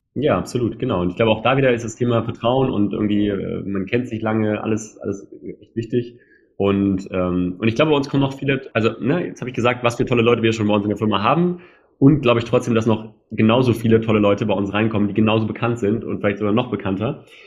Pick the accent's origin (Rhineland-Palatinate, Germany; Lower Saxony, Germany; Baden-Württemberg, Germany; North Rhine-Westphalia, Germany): Lower Saxony, Germany; Hanover; wir sind ja Hannoveraner im Herzen, Hannoveraner